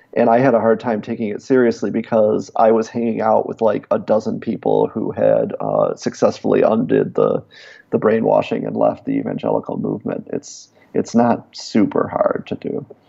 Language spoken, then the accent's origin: English; Davison, Michigan, United States; accent: Michigan accent; moved away; I was from outside of Flint